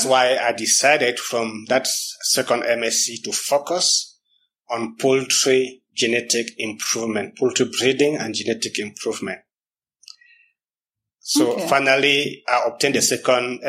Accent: Cameroon; moved away as an adult; also born or lived in Western Cameroon / Littoral, Cameroon; now in Kenya; I'm from the Western Cameroon, of course. That's where my origins are, but I was born in the littoral part of Cameroon, 400 kilometers away.

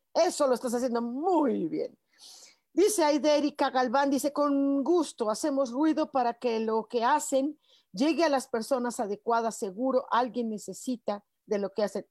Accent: Mexico; como decimos mexicanos

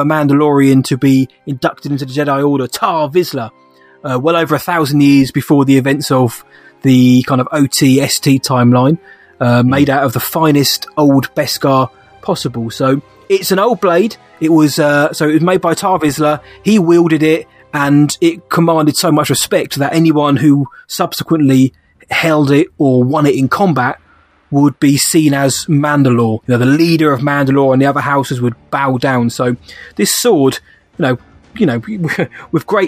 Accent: United Kingdom; accent: British

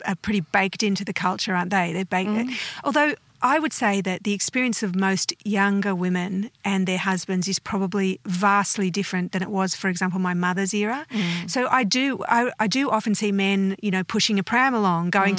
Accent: Australia; also born or lived in United States; I have never thought of myself as anything other than Australian.

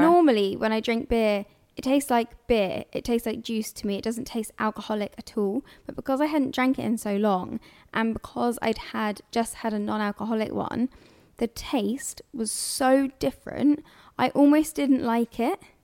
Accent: London, United Kingdom; I'm from here.

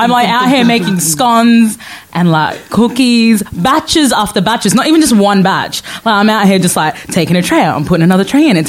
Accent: Australia; also born or lived in Sudan; So I was born in Sudan and grew up in Australia, and went back to Sudan after I finished university for a couple of years, for a couple of months to kind of, you know, get back into the culture.

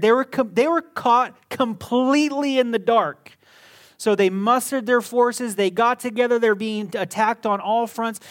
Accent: Las Vegas, Nevada, United States; I was from Las Vegas. I was born here

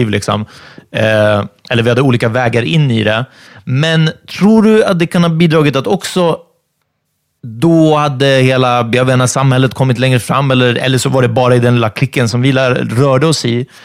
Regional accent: Stockholm, Stockholm County, Sweden; Ja, fast jag är från Bredäng. Jag bor fortfarande kvar där.

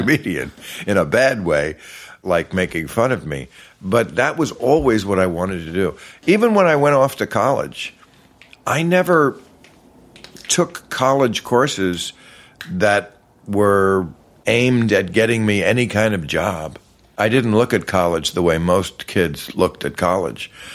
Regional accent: New Jersey, United States; also born or lived in New York City; I grew up across the river in New Jersey.

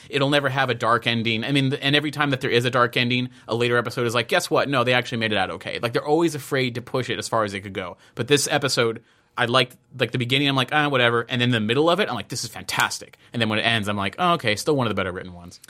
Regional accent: United States; I'm American

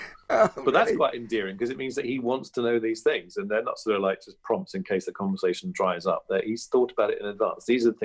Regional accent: Evesham, West Midlands, United Kingdom; moved away as an adult; also born or lived in Clapham, London; went back to my hometown at Christmas, which I still used to do that every year after leaving university and everything else, you'd all go back to Evesham

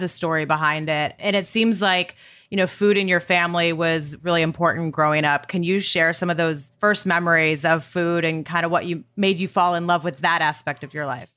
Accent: Montana, United States; growing up in Montana, riding in the truck with my dad

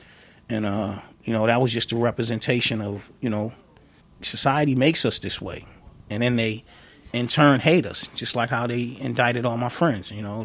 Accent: Boston, Massachusetts, United States; I was born and raised in Columbia Point. 1978, I was born out there. I grew up around the time that Columbia Point was transitioning to Harbor Point.

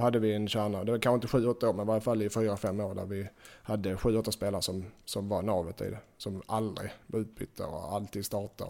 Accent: Sweden; moved away as an adult; hemma i Sverige

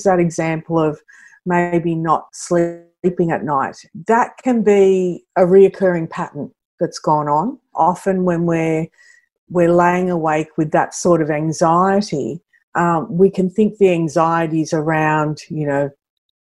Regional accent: Sydney, New South Wales, Australia; I grew up in Western Sydney

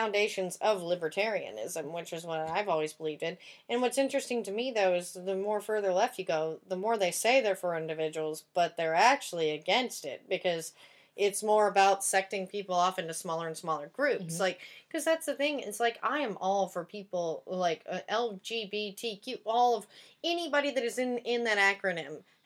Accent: Tyler, Texas, United States; now in Los Angeles, United States; even in my hometown, because it's very much a bubble

